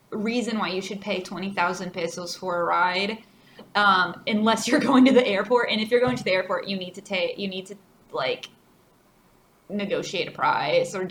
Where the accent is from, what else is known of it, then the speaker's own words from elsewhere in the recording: United States; now in Chile; we are people from the United States